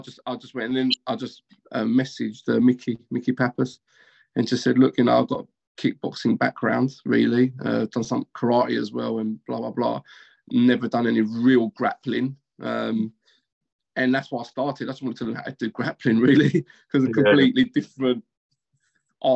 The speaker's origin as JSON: {"language": "English", "region": "London", "country": "United Kingdom", "tie": "born or raised there", "said": "So I always lived in East London. I grew up in East London."}